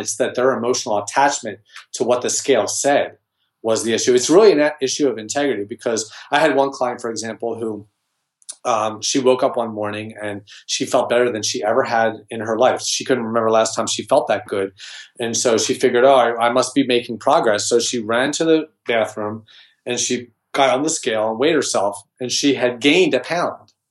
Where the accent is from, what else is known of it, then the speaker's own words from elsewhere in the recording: Philadelphia, Pennsylvania, United States; I'm from Philadelphia